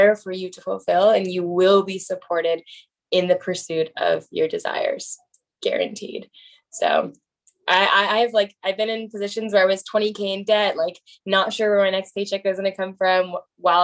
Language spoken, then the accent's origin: English; Bay Area, California, United States; I'm from the Bay Area